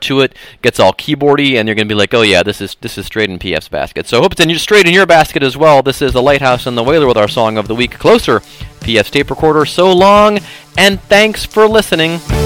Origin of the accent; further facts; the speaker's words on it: Cleveland, Ohio, United States; my hometown of Cleveland, Ohio